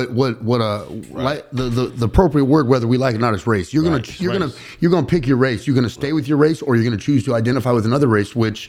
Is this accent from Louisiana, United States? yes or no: no; Los Angeles, California, United States; I grew up in San Fernando Valley, East Side of the Valley.